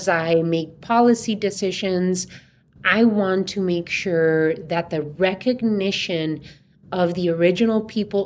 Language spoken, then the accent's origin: English; Somerton, Arizona, United States; also born or lived in Yuma, Arizona; now in Tucson, United States; I was born in Yuma and grew up in Somerton, Arizona, and that was 10 minutes away from the border